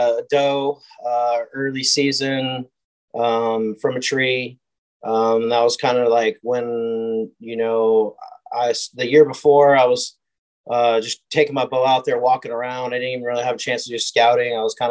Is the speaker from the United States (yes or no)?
yes; California, United States; also born or lived in Oregon; now in Spring, United States; A little bit all over. I live in the Spring Woodlands area and, you know, grew up in California, Oregon. My whole family's from Oregon.